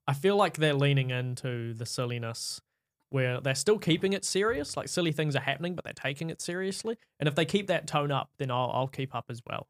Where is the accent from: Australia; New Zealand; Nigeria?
New Zealand; I'm from New Zealand